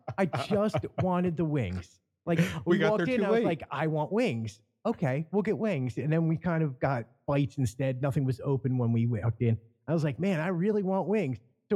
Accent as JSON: {"language": "English", "town": "Philadelphia", "region": "Pennsylvania", "country": "United States", "tie": "born or raised there", "said": "I grew up in Philly."}